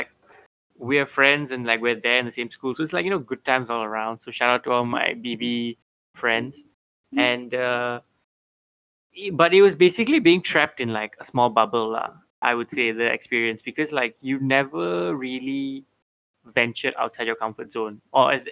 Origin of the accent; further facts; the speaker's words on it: Bangsar, Kuala Lumpur, Malaysia; I grew up in Bangsa. I'm a Bangsa boy